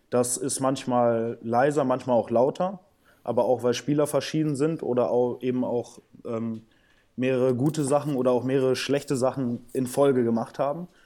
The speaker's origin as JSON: {"language": "German", "country": "Brazil", "tie": "born there", "said": "ich bin in Brasilien geboren, also auch ein emotionaler Typ"}